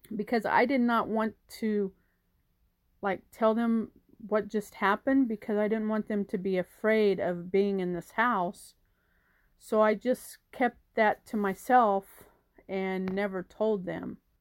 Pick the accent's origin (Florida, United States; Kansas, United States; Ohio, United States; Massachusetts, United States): Kansas, United States; Wichita; I'm from Wichita, Kansas